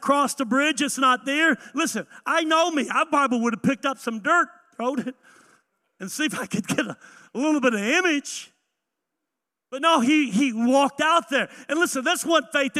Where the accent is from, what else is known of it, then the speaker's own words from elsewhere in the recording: the South, United States; I grew up in the South